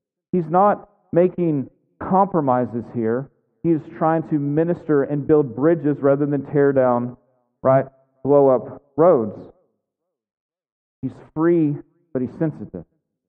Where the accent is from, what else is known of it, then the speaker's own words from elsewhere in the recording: United States; also born or lived in Yemen; So was I free as an American and as a Christian to wear shorts?